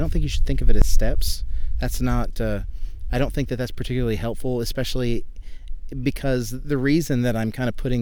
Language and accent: English; Birmingham, Alabama, United States; also born or lived in California; now in Irving, United States; grew up in Birmingham, Alabama.